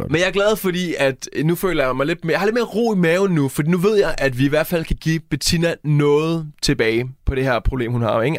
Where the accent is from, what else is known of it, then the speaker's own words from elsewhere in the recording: Næstved, Zealand, Denmark; now in Jutland, Denmark; jeg er fra Næstved, men jeg bor i Jylland